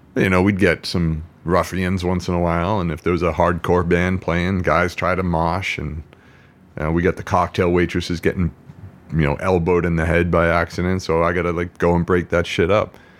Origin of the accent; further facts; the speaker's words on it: Quincy, Massachusetts, United States; also born or lived in Boston, Massachusetts; now in California, United States; my hometown, Quincy, Massachusetts